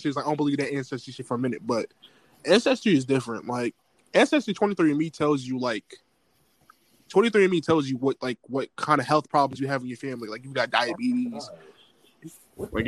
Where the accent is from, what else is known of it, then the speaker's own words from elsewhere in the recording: United States; I'm from America